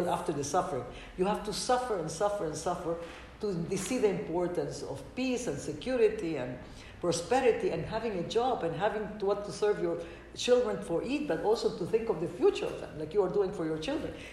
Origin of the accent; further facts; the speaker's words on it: Ecuador; English is a second language; also born or lived in Lebanon; but I'm also from Ecuador, and when I see the difference of how much we have advanced in the woman issues in Ecuador, and I don't see it in Lebanon.